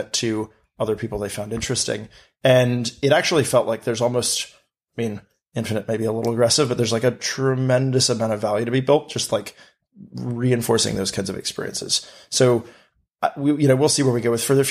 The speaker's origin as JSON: {"language": "English", "town": "New York City", "region": "New York", "country": "United States", "tie": "born or raised there", "said": "growing up in New York City"}